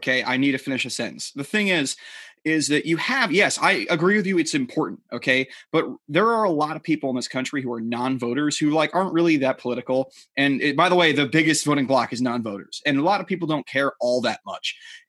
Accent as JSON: {"language": "English", "town": "New York City", "region": "New York", "country": "United States", "said": "We are single guys from New York City, and it's our perspective and no one else's."}